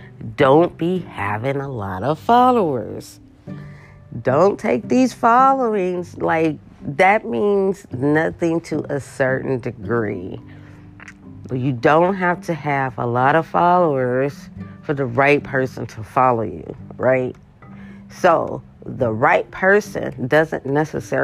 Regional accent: Los Angeles, California, United States; moved away as an adult; now in Las Vegas, United States; Los Angeles because that's my hometown.

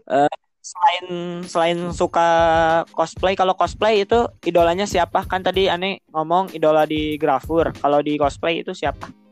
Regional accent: Bandung, West Java, Indonesia; aku orang Bandung

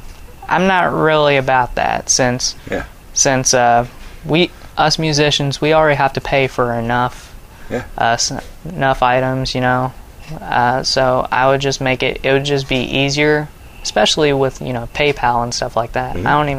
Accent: Russellville, Arkansas, United States; born there; Well, so I was born in Russellville.

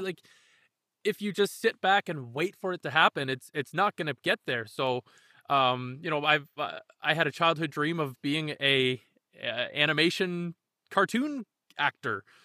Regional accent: Canada; we're Canadian ourselves

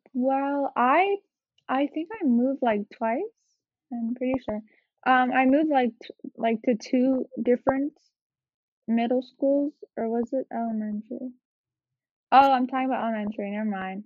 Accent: Los Angeles, California, United States; also born or lived in Northridge, Los Angeles; I moved from Koreatown in Los Angeles to Northridge.

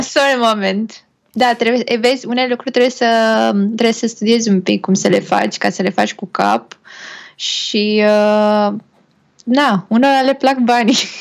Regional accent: Romania; noi ca români

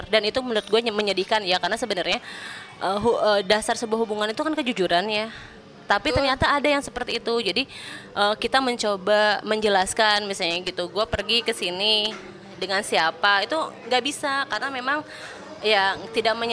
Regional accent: Sukabumi, West Java, Indonesia; gue punya waktu untuk pulang ke Sukabumi biasanya gitu ya pulang kampung

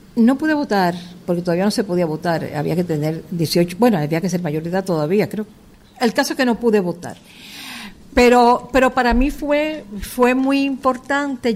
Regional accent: Santo Domingo, Distrito Nacional, Dominican Republic; also born or lived in Cuba / Paris, France / New York, United States; yo nací en Villa Francisca, por ahí y después ya eh, nos mudamos a Villajuana

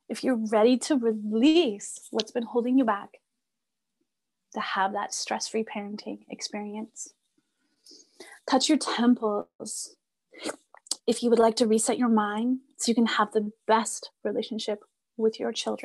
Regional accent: Red River settlement area, Manitoba, Canada; moved away; I come from the Red River settlement area of the Cree and Blackfoot Nation

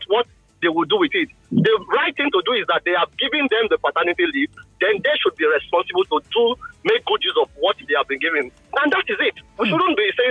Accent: Nigeria; now in Finland

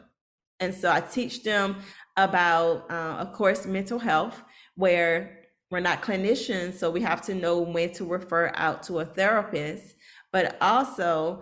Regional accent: Norfolk, Virginia, United States; I'm from Norfolk, so we have a really high military population

